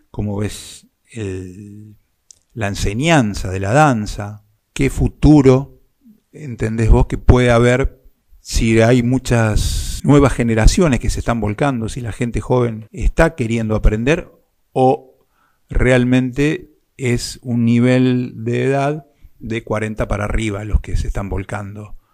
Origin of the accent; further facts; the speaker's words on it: Rosario, Santa Fe, Argentina; todos saben que yo soy de Rosario.